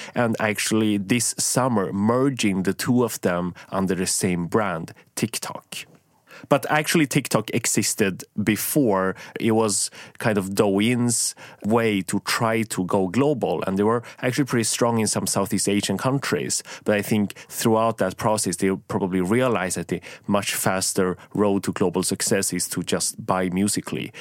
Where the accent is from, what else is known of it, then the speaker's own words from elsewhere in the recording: Sweden; I grew up in Sweden